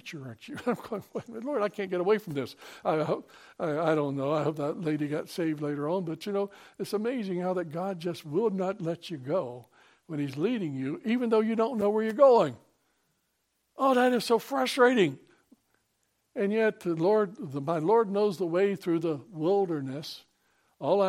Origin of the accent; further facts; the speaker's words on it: hometown where Disney World moved in, Florida, United States; My hometown was Disney World was moving